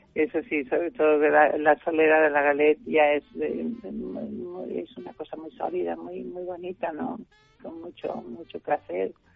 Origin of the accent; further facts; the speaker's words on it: Germany; now in Spain; yo soy alemana